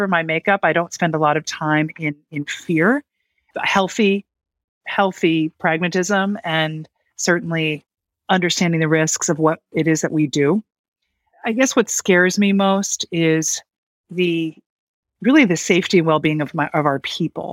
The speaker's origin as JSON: {"language": "English", "town": "Gladwyne", "region": "Pennsylvania", "country": "United States", "tie": "born or raised there", "moved": "yes", "lives_now": "Berkshires, United States", "said": "I grew up just outside of Philadelphia"}